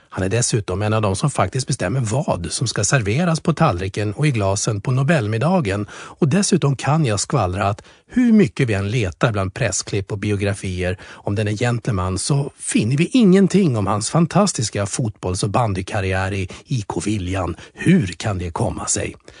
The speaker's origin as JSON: {"language": "Swedish", "town": "Strängnäs", "region": "Södermanland", "country": "Sweden", "tie": "born or raised there", "said": "vi är uppvuxna i Strängnäs båda två"}